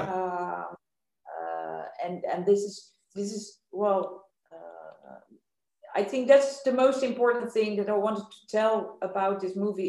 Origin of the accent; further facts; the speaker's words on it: Amsterdam, North Holland, Netherlands; I am from Amsterdam.